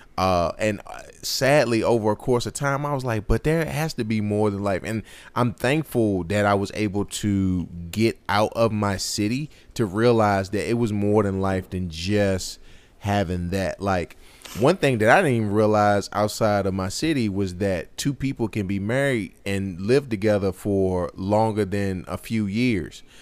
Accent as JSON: {"language": "English", "town": "Martinsville", "country": "United States", "tie": "born or raised there", "said": "growing up in Martinsville, maybe Drew, uh, so for the listeners who don't necessarily know this, me and Drew grew up in the same, um, same city, same county"}